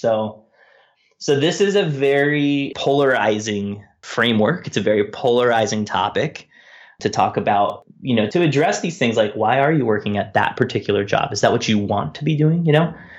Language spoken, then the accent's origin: English; San Diego, California, United States; moved away; I was born in San Diego. I've lived there many times, and, um, it'll always be a home away from home